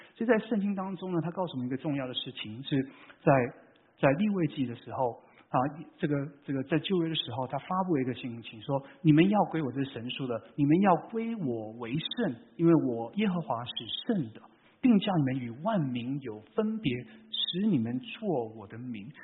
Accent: Vancouver, British Columbia, Canada; moved away as an adult; now in California, United States; 我是在，啊，加拿大长大的

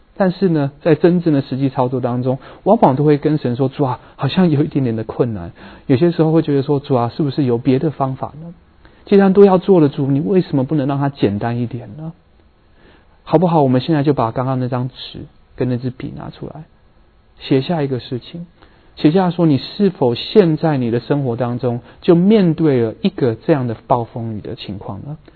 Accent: Vancouver, British Columbia, Canada; now in San Francisco Bay Area, United States; 我在温哥华长大的人

